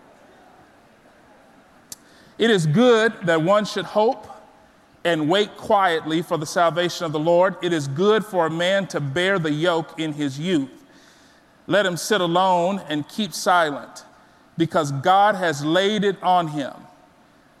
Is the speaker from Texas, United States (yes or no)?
yes; South Texas, United States; I was born and raised in South Texas